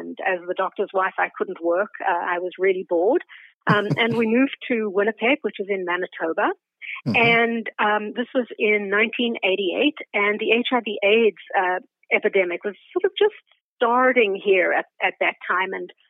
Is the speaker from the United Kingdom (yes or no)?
no; South Africa; moved away as an adult; now in Canada; So I'm originally from South Africa, which you may be able to tell from my accent. It has a Canadian veneer on it because we've been here for almost 40 years. I immigrated with my husband and a 5.5-month-old baby in the mid-80s.